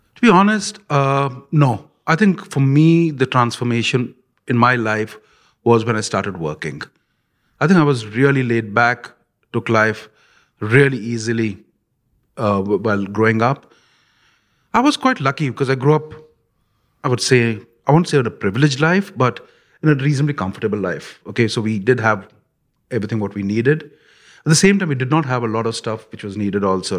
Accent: India; when I grew up in India

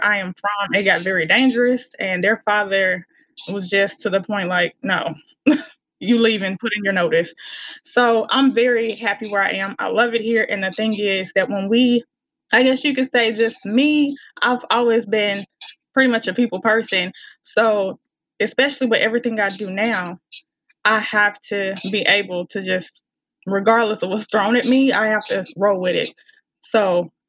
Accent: Helena-West Helena, Arkansas, United States; accent: country; I am originally from Helena, West Helena, Arkansas, right off the mighty Mississippi.

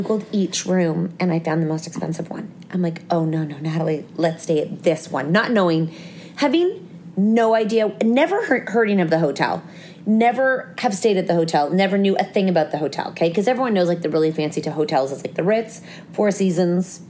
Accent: Toronto, Ontario, Canada; We're from Toronto.

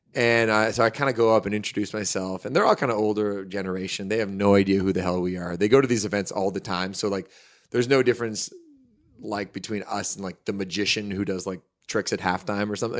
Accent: Hamilton, Ontario, Canada; We're actually from Hamilton

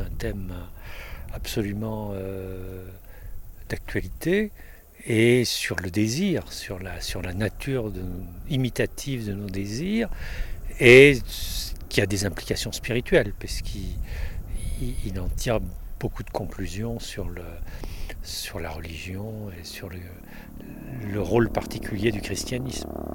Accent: Paris, Île-de-France, France; also born or lived in Monestier-de-Clermont; Je suis parisien, mais je vis la moitié de mon l'année à Monestier

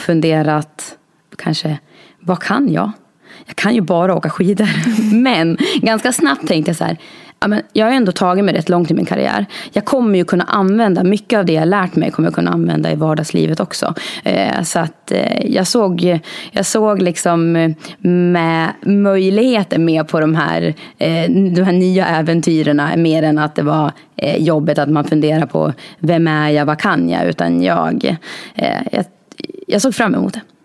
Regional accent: Norberg, Västmanland, Sweden; now in Fagersta, Sweden; jag kommer från Norberg, så nu bor jag i Fagersta. Jag har flyttat en mil.

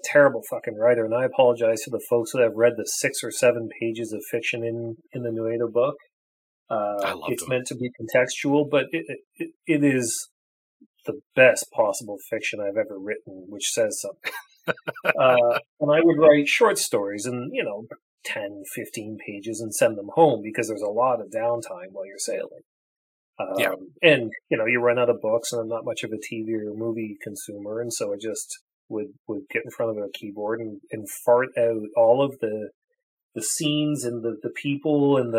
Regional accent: Hamilton, Ontario, Canada; also born or lived in Toronto / Japan; I'm a kid from Hamilton, Ontario. Moved to Toronto when I was fairly young to go to school

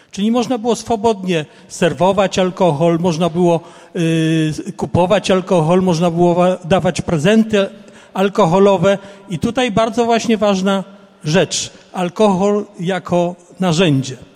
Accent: Toruń, Kuyavian-Pomeranian Voivodeship, Poland; jestem z Torunia.

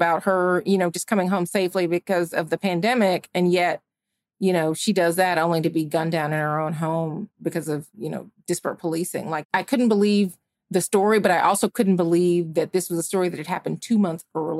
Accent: Georgia, United States; Ahmaud Arbery, who had happened in my home state of Georgia, had just been killed.

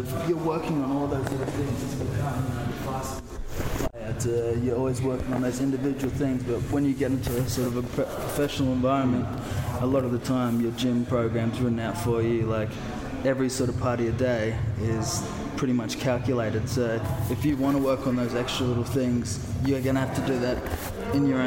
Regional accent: Gold Coast, Queensland, Australia; also born or lived in Toulon; now in Manchester, United Kingdom; I'm from the Gold Coast

